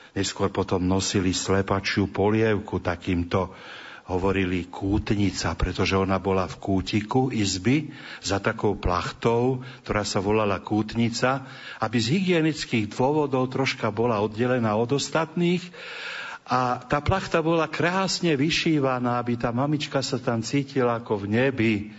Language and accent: Slovak; Trnava, Trnava Region, Slovakia; U nás v Trnave